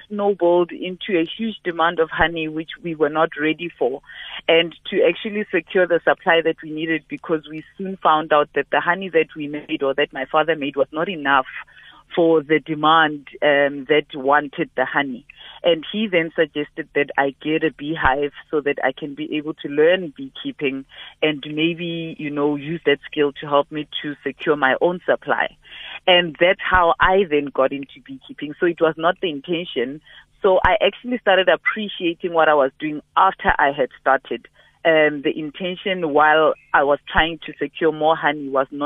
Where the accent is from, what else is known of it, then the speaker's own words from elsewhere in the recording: South Africa; first language Sepedi; English is a second language; they sing in my mother tongue, uh, in Sepedi.